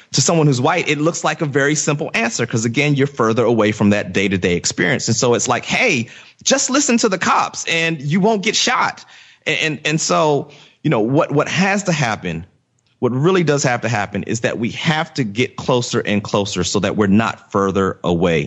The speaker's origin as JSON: {"language": "English", "region": "Virginia", "country": "United States", "tie": "born or raised there", "said": "I grew up in Virginia"}